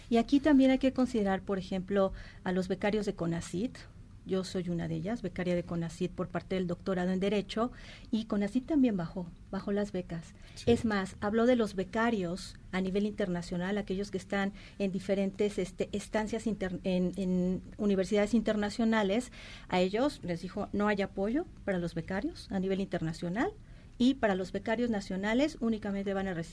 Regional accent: Mexico; es una realidad que estamos muy devaluados como mexicanos

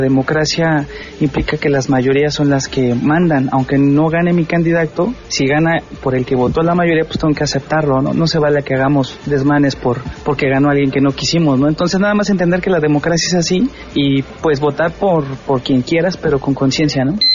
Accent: Mexico; como mexicanos

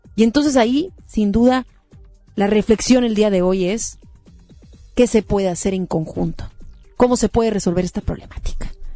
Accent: Mexico

